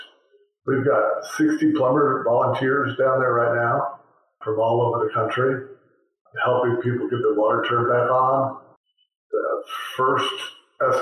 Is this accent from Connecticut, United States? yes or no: no; Kansas City, Missouri, United States; I'm from Kansas City, Missouri. I was born and raised here.